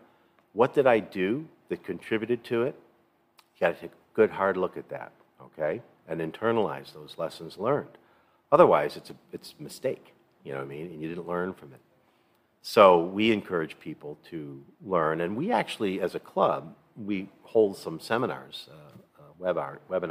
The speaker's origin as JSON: {"language": "English", "town": "New York City", "region": "New York", "country": "United States", "said": "I'm from New York City area"}